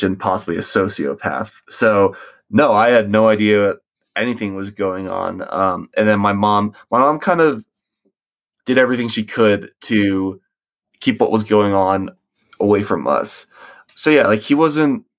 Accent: Charlotte, North Carolina, United States; also born or lived in Virginia Beach, Virginia; I was born in Virginia Beach, Virginia, 1998, and I moved to Charlotte, North Carolina with my family when I was 3, I think, in maybe like 2000, 2001

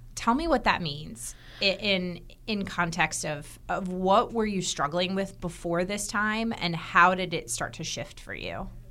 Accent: Herndon, Virginia, United States; moved away; I grew up in Herndon, Virginia, right outside of Washington, D C

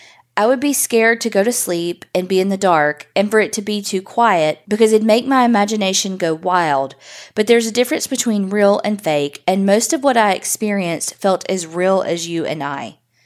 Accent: Memphis, Tennessee, United States; I'm from Memphis, Tennessee, born and raised here. The house I grew up in was creepy.

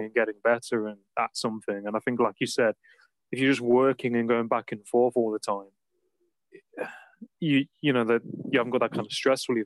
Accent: Nottingham, East Midlands, United Kingdom; moved away; I I'm from Nottingham originally

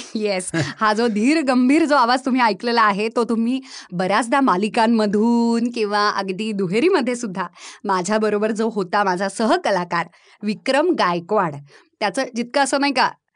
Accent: Baramati, Maharashtra, India; moved away; also born or lived in Phaltan; मी मूळची बारामतीची आहे माझा जन्म फलटणचा

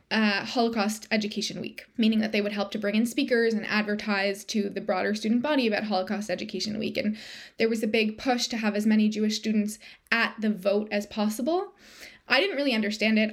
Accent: Toronto, Ontario, Canada; moved away as an adult; now in Hamilton, Canada; we're both from Toronto, but we moved to Hamilton, which is a smaller city about an hour outside of Toronto

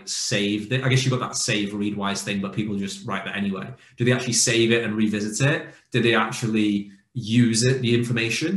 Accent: United Kingdom; as a Brit

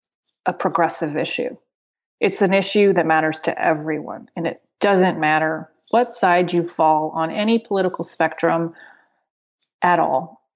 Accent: Spain; born there; also born or lived in United Kingdom; So my dad is Colombian and my mom is American. And when I was born in Spain, very confusingly. So at some point I was also a Spanish citizen

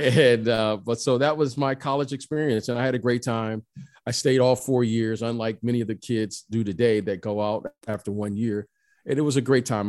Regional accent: Detroit, Michigan, United States; moved away; also born or lived in Iowa; I grew up in Detroit, Michigan

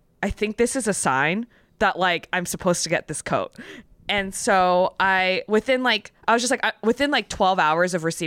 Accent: California, United States; moved away as an adult; now in New York, United States; when I first moved to New York because I'm from California

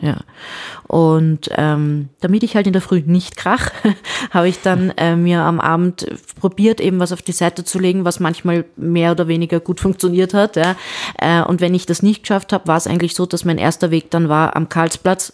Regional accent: Vienna, Austria; bei uns in Wien

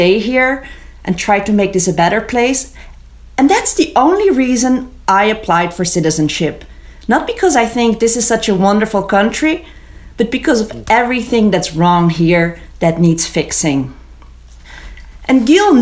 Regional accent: Amsterdam, North Holland, Netherlands; moved away as an adult; also born or lived in Israel; now in Vermont, United States; When I was 18, I moved from Amsterdam, where I grew up

